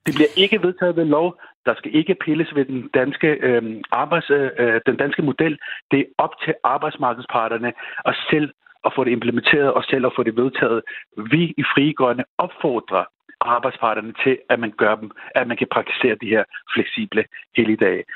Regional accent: Denmark; Jeg er født og opvokset i Danmark

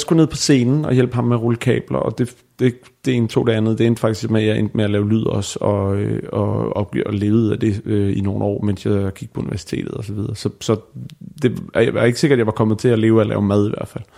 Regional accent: Bornholm, Capital Region of Denmark, Denmark; now in Copenhagen, Denmark; på Bornholm, hvor jeg er fra

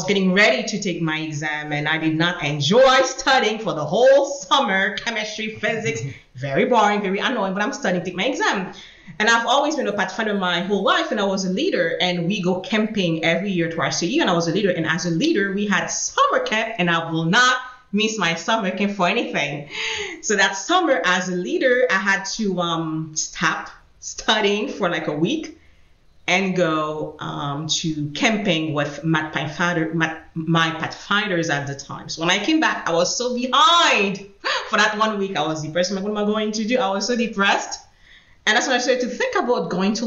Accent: Haiti; English is a second language; moved away as an adult; also born or lived in New York; now in United States; I was born and I grew up in Haiti

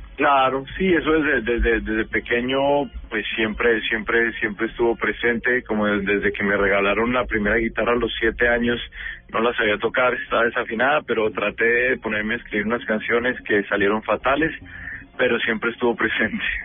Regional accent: Bogotá, Colombia; now in New York, United States; yo soy Rolo, o sea, nací y criado en Bogotá.

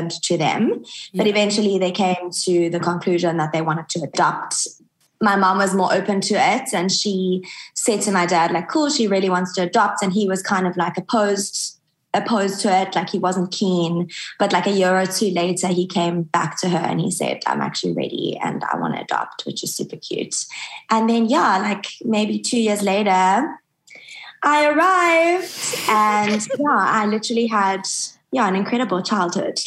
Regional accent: Johannesburg, Gauteng, South Africa; moved away; also born or lived in Cape Town, South Africa; I was born in Joburg, which is the big city in South Africa. I was an only child

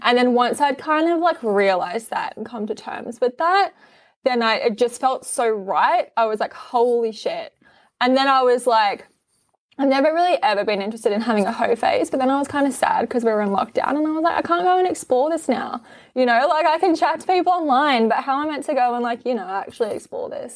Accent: Australia; I'm Australian

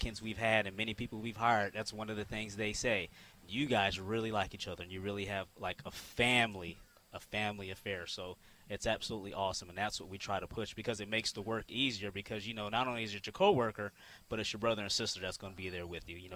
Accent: California, United States; moved away; I was born and raised in California

